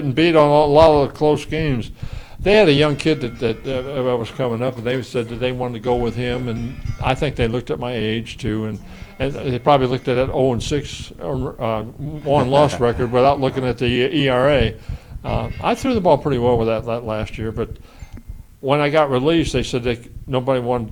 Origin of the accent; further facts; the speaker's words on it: La Porte, Indiana, United States; my hometown, LaPorte, Indiana.